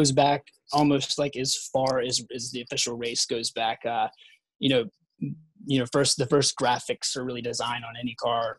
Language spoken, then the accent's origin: English; Raleigh, North Carolina, United States; I'm from Raleigh, North Carolina.